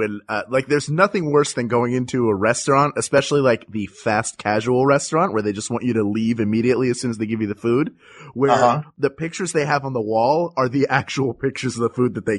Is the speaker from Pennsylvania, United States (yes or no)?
yes; Philadelphia, Pennsylvania, United States; growing up in Philadelphia